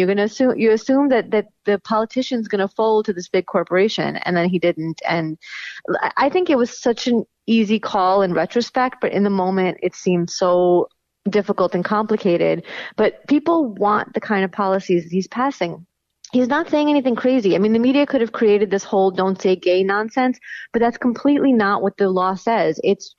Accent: New York, United States; moved away; I'm from New York

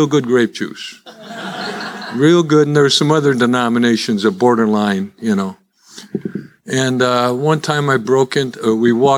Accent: Chicago, Illinois, United States; accent: Chicago; now in Dallas, United States; as you can tell by my accent, I'm still a Chicagoan. That's where I was born

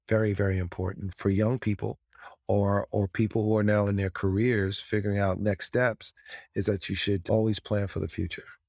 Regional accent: White Plains, New York, United States; we lived in a five-family home in White Plains, New York

